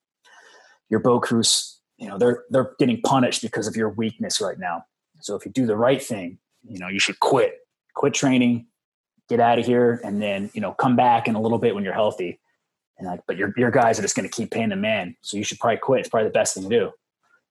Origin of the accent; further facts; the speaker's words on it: Orange County, Southern California, United States; I'm from Orange County, Southern California.